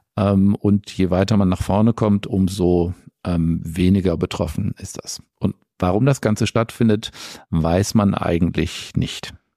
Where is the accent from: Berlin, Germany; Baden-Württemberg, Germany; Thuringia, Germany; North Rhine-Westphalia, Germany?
North Rhine-Westphalia, Germany; Essen; also born or lived in Hamburg; now in Stuttgart, Germany; ich bin über einen Zwischenstopp in meiner Heimatstadt in Essen, was meine erste Oberarztstelle war, dann nach Stuttgart gekommen